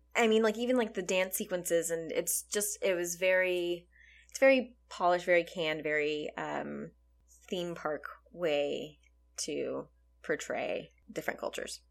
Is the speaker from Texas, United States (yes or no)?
yes; Texas, United States; we grew up in Texas where pinatas were a regular part of birthday celebrations